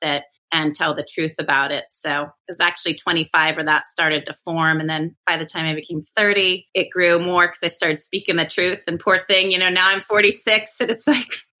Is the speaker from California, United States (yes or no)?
yes; Northern California, United States; also born or lived in Europe; growing up in Northern California, you know, on the American River, going to Tahoe